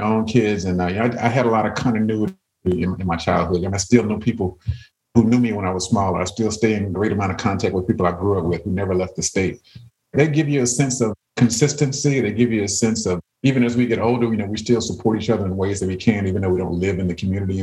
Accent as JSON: {"language": "English", "town": "Jackson", "region": "Mississippi", "country": "United States", "tie": "born or raised there", "also_born_or_lived": "Indiana / Minneapolis, Minnesota", "moved": "as an adult", "said": "I'm a proud Southerner. So I was born in Jackson, Mississippi"}